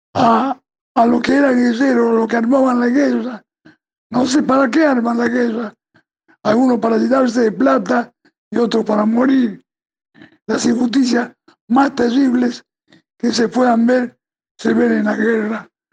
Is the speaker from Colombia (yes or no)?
no; Argentina; yo soy un ciudadano argentino